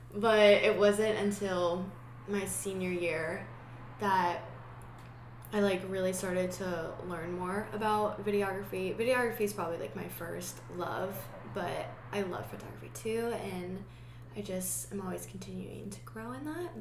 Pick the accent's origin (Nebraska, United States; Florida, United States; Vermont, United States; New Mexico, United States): Nebraska, United States; Omaha; I'm from Omaha, Nebraska